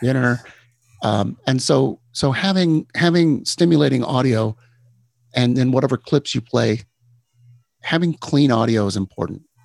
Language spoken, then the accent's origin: English; Texas, United States; moved away; I, I grew up in Texas.